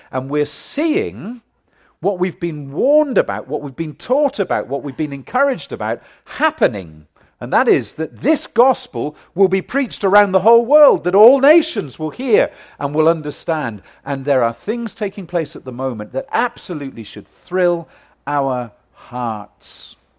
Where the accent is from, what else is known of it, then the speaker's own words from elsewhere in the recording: United Kingdom; I come from Great Britain